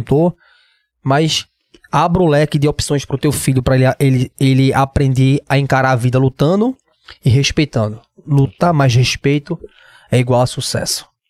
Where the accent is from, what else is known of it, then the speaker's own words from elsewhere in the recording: Recife, Pernambuco, Brazil; Eu sou de Recife, eu sou de Pernambuco